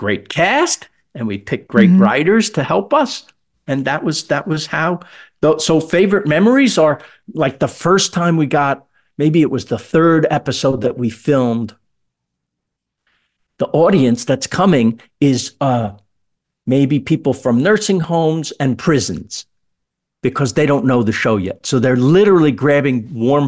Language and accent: English; New York City, New York, United States; I was from Queens